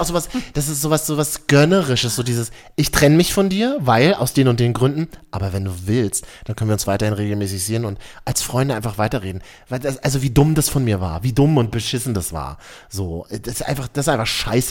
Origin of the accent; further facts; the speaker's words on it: Berlin, Germany; Ich bin Berliner